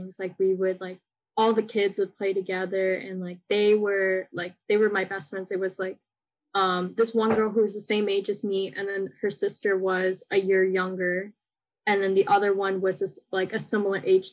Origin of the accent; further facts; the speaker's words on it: United States; I grew up in American school